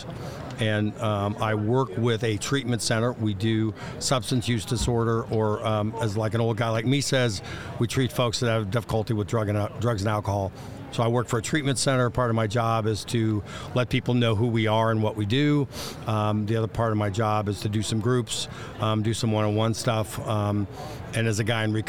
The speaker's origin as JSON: {"language": "English", "town": "Dayton", "region": "Ohio", "country": "United States", "tie": "born or raised there", "said": "I grew up in Dayton, Ohio"}